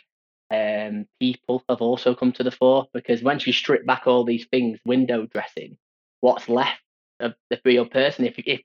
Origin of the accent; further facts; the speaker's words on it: Stockport, North West England, United Kingdom; growing up in Greater Manchester, Stockport, where I'm from